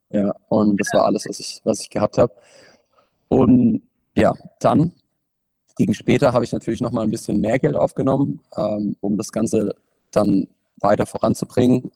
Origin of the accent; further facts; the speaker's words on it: Bruchsal, Baden-Württemberg, Germany; über den Sportverein, in dem ich trainiert habe, bei uns in Bruchsal